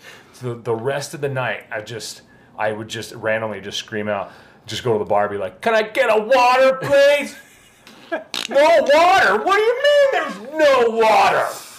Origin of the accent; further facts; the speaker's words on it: Las Vegas, Nevada, United States; now in Idaho, United States; growing up in Vegas